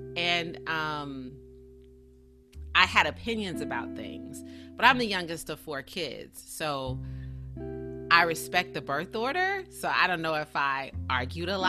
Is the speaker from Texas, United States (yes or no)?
no; South Carolina, United States; moved away as an adult; also born or lived in Tallahassee, Florida / Atlanta, Georgia / Los Angeles, California; I was born and raised in South Carolina